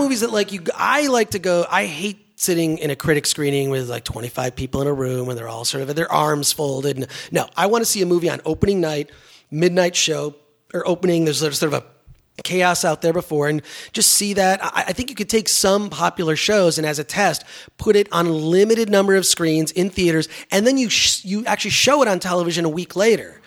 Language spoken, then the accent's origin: English; Detroit, Michigan, United States; growing up in Detroit